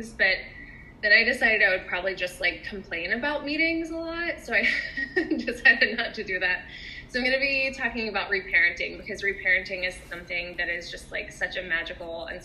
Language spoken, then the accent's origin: English; the South, United States; I often talk about being a Southerner